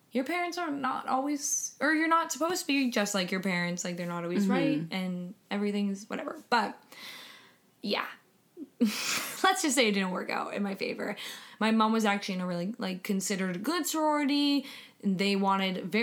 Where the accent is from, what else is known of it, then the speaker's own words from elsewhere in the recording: Boston, Massachusetts, United States; also born or lived in Brooklyn; now in New York, United States; I'm from Boston I live in Brooklyn.